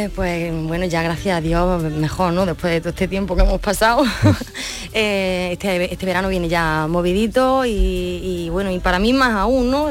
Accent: Úbeda, Andalusia, Spain; Mi pueblo es el mármol

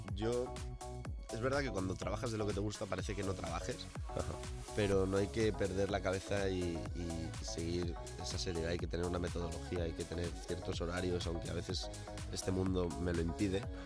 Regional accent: Valencian Community, Spain; moved away; donde yo vivía, donde me crié, eh, en Valencia

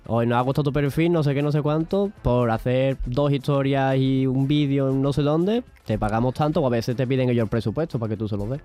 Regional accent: Seville, Andalusia, Spain; soy aquí de Sevilla

